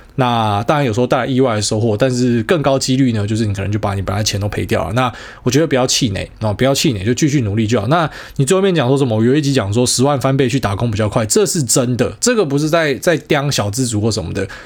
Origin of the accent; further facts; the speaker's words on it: Taiwan; 我们台湾人是比较顺民嘛